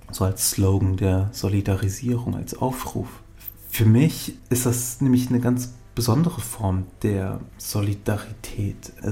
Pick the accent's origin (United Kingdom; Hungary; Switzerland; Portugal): United Kingdom; now in Germany; Ich bin ein Brite in Deutschland. Ich bin ein Ausländer.